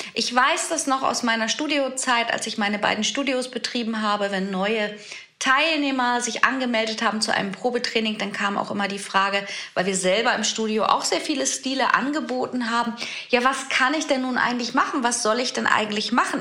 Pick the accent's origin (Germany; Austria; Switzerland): Germany; hier bei uns in Deutschland